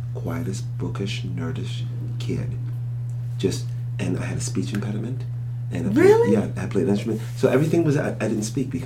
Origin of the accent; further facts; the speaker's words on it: Philadelphia, Pennsylvania, United States; I'm from Philadelphia, and born and raised in Philadelphia public schools